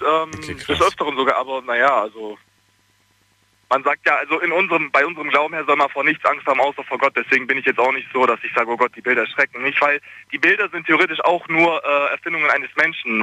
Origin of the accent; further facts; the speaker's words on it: Bosnia & Herzegovina; now in Ulm, Germany; ich komme aus Bosnien und ich bin ähm, also ich, ich bin muslimisch, aufgewachsen